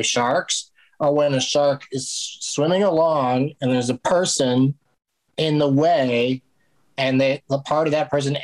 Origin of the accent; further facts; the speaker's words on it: San Diego, California, United States; I grew up in San Diego, so we were at the beach all the time